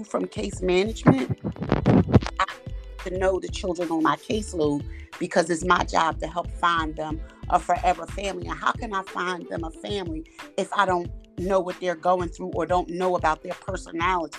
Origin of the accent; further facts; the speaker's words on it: Philadelphia, Pennsylvania, United States; I'm from Philadelphia, Pennsylvania.